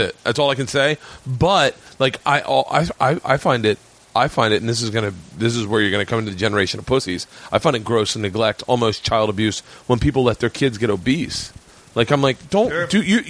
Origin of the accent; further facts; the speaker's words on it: the South, United States; I grew up in the South, and switches were very common where I grew up